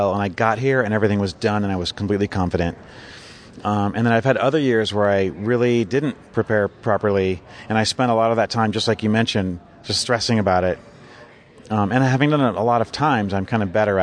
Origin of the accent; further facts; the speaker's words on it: Southern California, United States; I grew up in Southern California, so everybody from here just drives there all the time